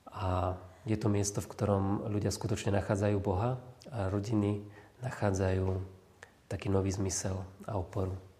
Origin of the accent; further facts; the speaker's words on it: Šamorín, Trnava Region, Slovakia; moved away as an adult; now in Belušské Slatiny, Slovakia; vrátiť sa medzi našich do Šamorína